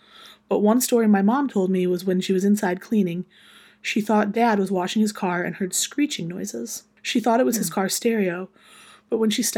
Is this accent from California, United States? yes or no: no; South Carolina, United States; born there; I was born in South Carolina. My parents were in the Navy when I was born. We moved back up here into my grandparents' house when I was about 5 or 6 months old.